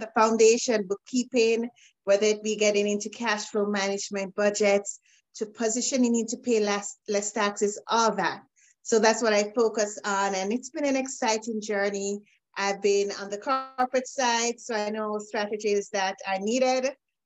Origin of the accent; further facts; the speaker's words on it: Jamaica; now in Canada; Originally, I'm from Jamaica. I'm currently in Canada, so I wear the hat of an immigrant as well.